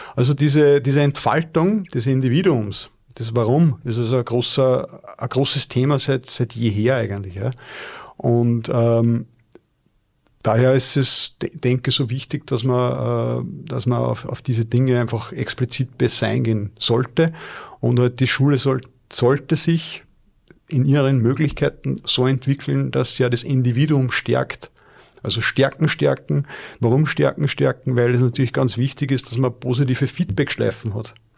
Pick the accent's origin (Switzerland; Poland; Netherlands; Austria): Austria; Linz, Upper Austria; als Linzer